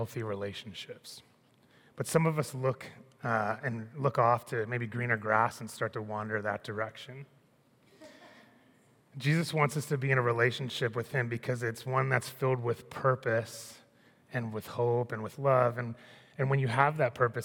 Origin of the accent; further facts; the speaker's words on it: Annapolis, Maryland, United States; When I was 12, I grew up in Annapolis.